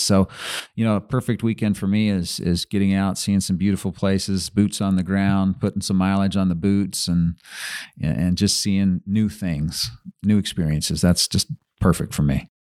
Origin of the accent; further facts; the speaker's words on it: Utah, United States; also born or lived in Brigham City, Utah; I was born in Brigham City and lived around different places. Most of my teenage years were in Utah County